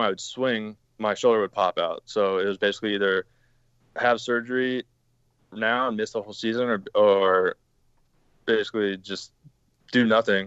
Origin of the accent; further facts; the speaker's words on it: San Diego, California, United States; I grew up in San Diego, California